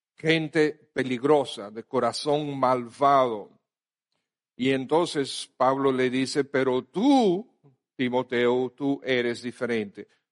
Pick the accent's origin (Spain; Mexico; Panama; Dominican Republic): Dominican Republic; somos dominicanos